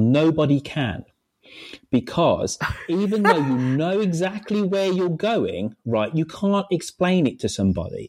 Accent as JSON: {"language": "English", "town": "Birmingham", "region": "West Midlands", "country": "United Kingdom", "tie": "born or raised there", "moved": "as an adult", "lives_now": "London, United Kingdom"}